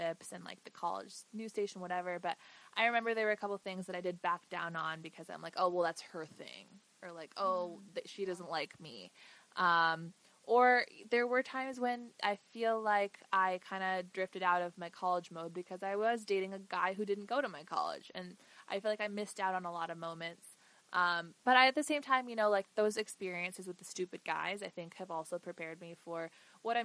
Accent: United States; I'm very proud of my roots and who I am, but I'm an American

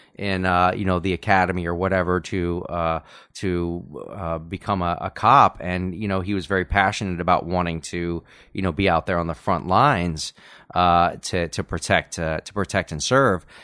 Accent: Los Angeles, California, United States; moved away as an adult; now in Texas, United States; people that I, I grew up with here in Los Angeles from many years back

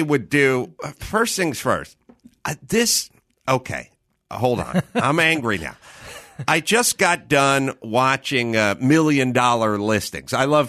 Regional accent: North Hollywood, California, United States; I'm not interested in tours of the house I grew up in North Hollywood.

